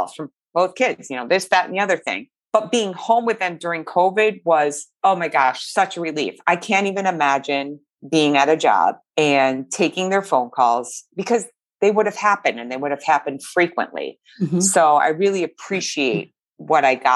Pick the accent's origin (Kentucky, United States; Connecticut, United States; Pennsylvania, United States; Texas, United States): Connecticut, United States; Meriden; I grew up in Meriden